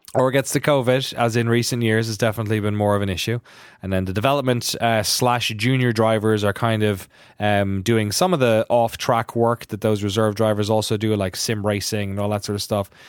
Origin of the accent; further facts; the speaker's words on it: Ireland; Irish guy